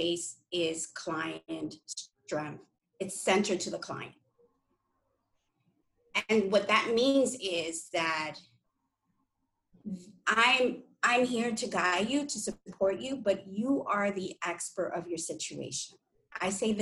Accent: New York City, New York, United States; I grew up in New York City, where in the 80s, there's a lot of crime

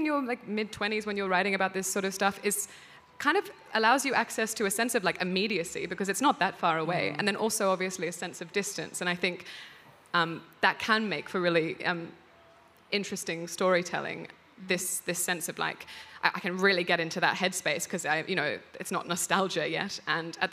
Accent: Australia; moved away as an adult; being an Australian abroad

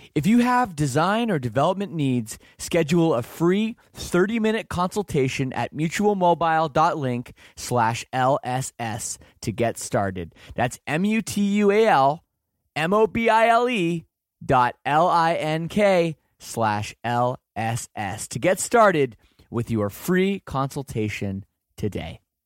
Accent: Canada; I'm from Canada

